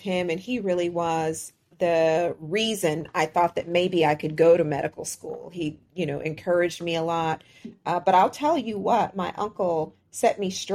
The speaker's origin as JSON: {"language": "English", "town": "Houston", "region": "Texas", "country": "United States", "said": "where I'm from in Houston, we just say Rio Grande"}